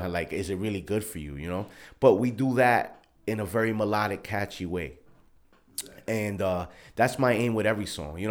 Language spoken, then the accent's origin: English; New York City, New York, United States; also born or lived in Queens; born and raised in Brooklyn